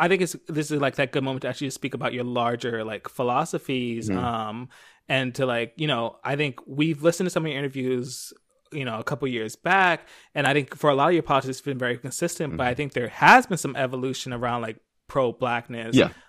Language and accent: English; Philadelphia, Pennsylvania, United States; now in Los Angeles, United States; for me, especially growing up on the East Coast, LA doesn't really feel like a black city. Like, when I grew up in Philly